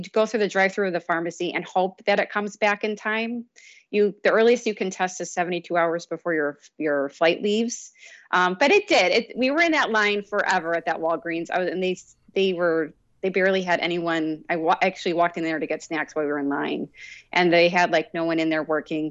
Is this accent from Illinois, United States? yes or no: yes; Chicago, Illinois, United States; also born or lived in Eastern Iowa; now in Iowa, United States; So we're from Chicago originally